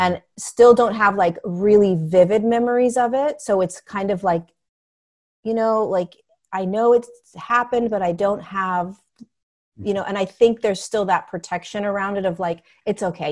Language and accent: English; Southern California, United States; also born or lived in Inglewood, California; I grew up in Southern California. I grew up in, um, I, I was born in Inglewood, California. Um, and then I grew up in the beach, beach towns